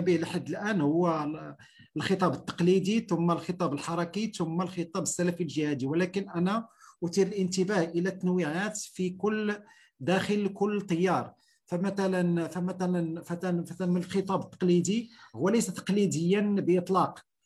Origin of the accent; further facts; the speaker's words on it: Morocco; عندنا في المغرب